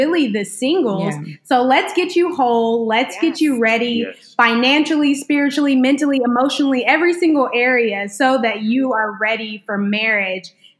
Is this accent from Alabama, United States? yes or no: yes; Huntsville, Alabama, United States; now in Memphis, United States; from Sweet Home Huntsville, Alabama